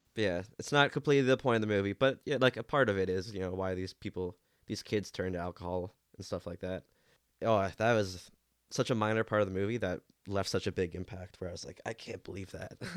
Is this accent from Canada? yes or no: yes; Canada; I have a, a soft spot for him